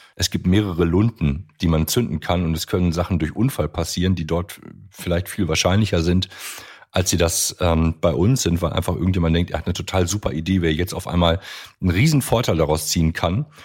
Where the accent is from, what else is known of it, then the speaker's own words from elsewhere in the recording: Germany; wir als Deutsche